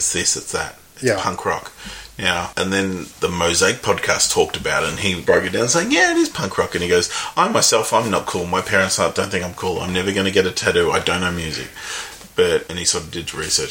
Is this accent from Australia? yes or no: yes; Melbourne, Victoria, Australia; We're from Melbourne, which is great coffee culture